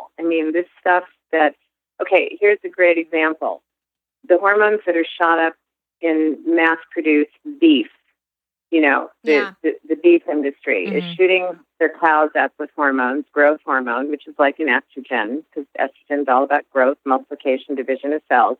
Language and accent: English; United States; we Americans